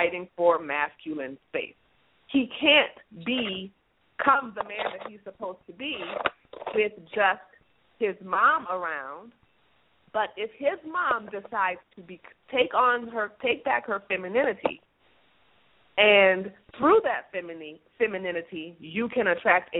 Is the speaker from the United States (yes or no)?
yes; United States; us as American women